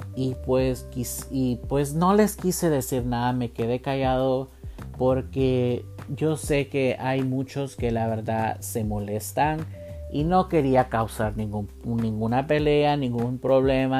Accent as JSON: {"language": "Spanish", "town": "Columbus", "region": "Ohio", "country": "United States", "said": "yo soy de Columbus, Ohio"}